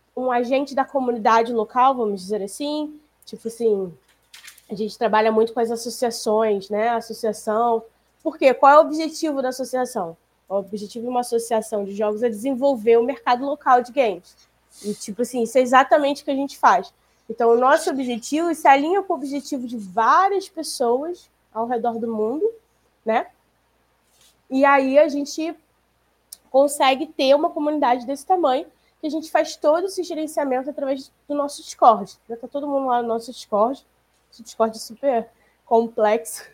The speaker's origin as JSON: {"language": "Portuguese", "region": "Rio de Janeiro", "country": "Brazil", "said": "a gente é do Rio"}